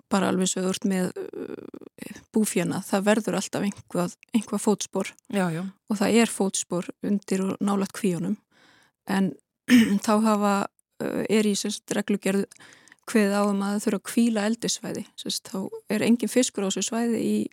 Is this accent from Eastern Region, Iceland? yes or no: no; Westfjords, Iceland; svo er ég alin upp í Nýfstall og þannig ég þekki vel til fjörðana sko